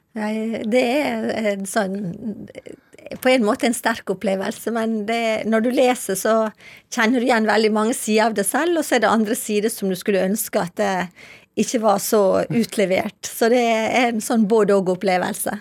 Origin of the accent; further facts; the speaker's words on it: Ålesund, Møre og Romsdal, Norway; moved away as an adult; also born or lived in Syria / Geneva; now in Libya; jeg kommer jo fra Ålesund